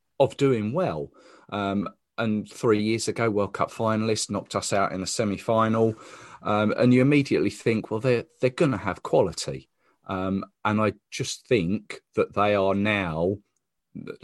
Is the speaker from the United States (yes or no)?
no; England, United Kingdom; As English